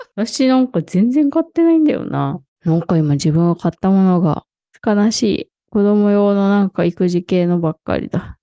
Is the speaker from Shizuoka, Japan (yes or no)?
yes; Shizuoka, Japan; born or raised there; moved away